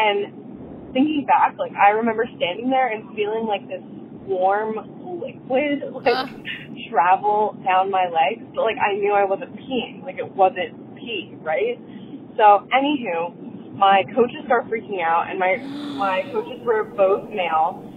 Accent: Pennsylvania, United States; moved away as an adult; I'm from Pennsylvania, but I'm moving to Portland, Oregon

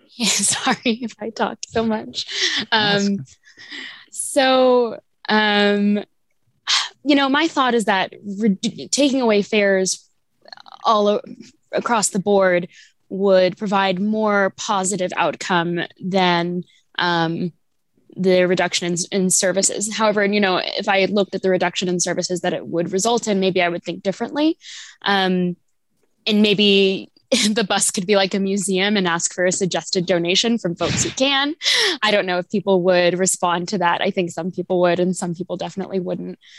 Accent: Overland Park, Kansas, United States; now in Lawrence, United States; I grew up in Overland Park

